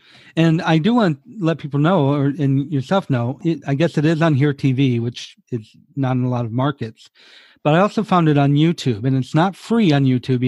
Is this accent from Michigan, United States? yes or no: yes; Michigan, United States; now in Los Angeles, United States; I grew up in Michigan.